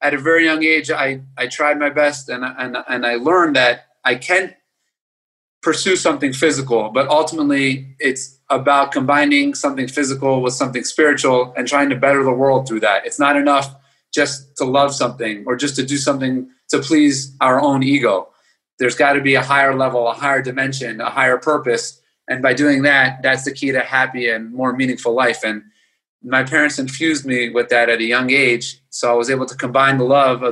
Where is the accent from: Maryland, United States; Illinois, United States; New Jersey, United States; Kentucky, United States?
Maryland, United States; Baltimore; I grew up in Baltimore, Maryland